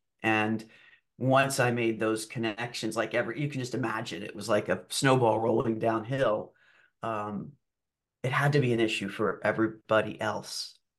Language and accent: English; Germany; also born or lived in Argentina; I was raised overseas in Germany and then Argentina for a period of time.